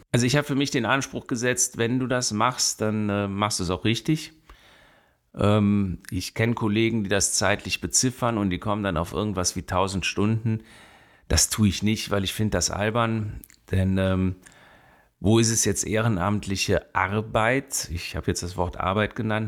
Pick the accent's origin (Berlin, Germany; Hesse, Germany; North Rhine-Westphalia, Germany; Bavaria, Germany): North Rhine-Westphalia, Germany; Bonn; also born or lived in Bielefeld / Cologne / Siegburg; ich bin in Bonn groß geworden. Ich bin auf dem Venusberg geboren worden, in Röttgen dann gewohnt.